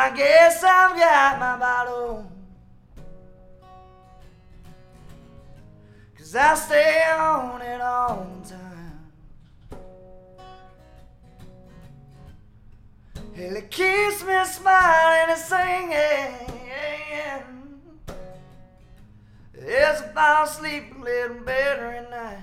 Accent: Nashville, Arkansas, United States; now in Nashville, United States; I'm from Southwest Arkansas, and Northeast Texas wasn't far. And so I actually come from Nashville, Arkansas. I moved to Nashville, Tennessee by chance

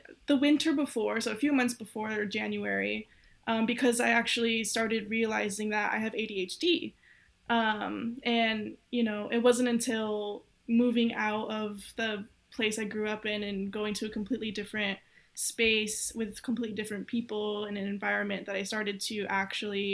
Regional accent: Southern California, United States; moved away as an adult; now in Miami, United States; I grew up in California, Southern California, kind of in a really small city that no one knows

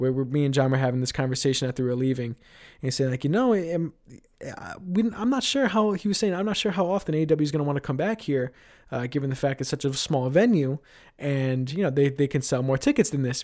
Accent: New York City, New York, United States; I live in Queens, that's my hometown

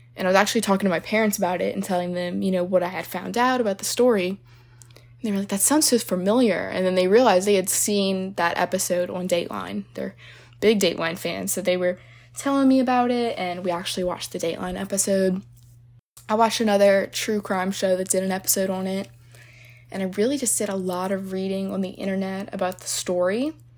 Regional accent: New Orleans, Louisiana, United States; I'm from New Orleans, Louisiana

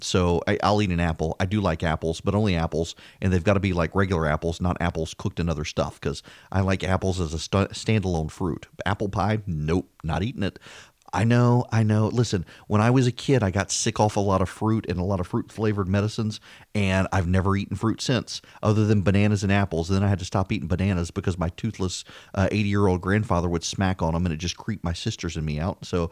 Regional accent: Dubai, United Arab Emirates; So when I was a kid, I grew up in Dubai

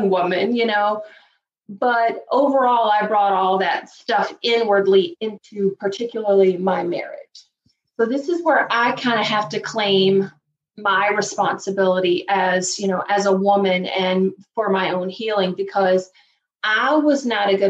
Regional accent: Virginia, United States; also born or lived in Chicago area, Illinois; now in Chicago, United States; even though I live outside of Chicago, I'm originally from Virginia. So I grew up just a poor country girl from Virginia.

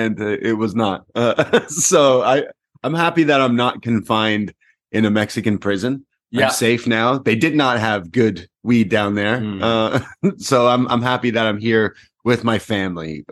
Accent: Canada; We're Canadian

